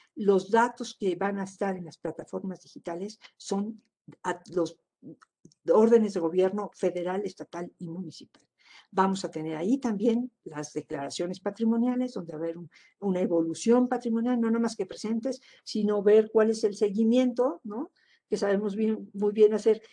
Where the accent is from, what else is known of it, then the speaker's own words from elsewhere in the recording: Mexico; como mexicanos